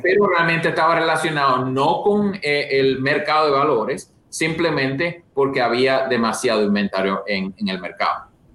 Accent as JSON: {"language": "Spanish", "region": "La Vega", "country": "Dominican Republic", "also_born_or_lived": "Santo Domingo, Dominican Republic / New Haven, Connecticut / Boston", "moved": "as an adult", "lives_now": "United States", "said": "yo soy de realmente de República Dominicana, de La Vega"}